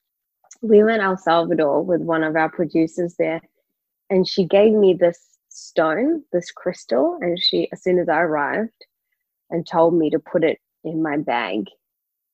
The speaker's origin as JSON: {"language": "English", "region": "KwaZulu-Natal", "country": "South Africa", "tie": "born or raised there", "said": "I was born in KwaZulu-Natal"}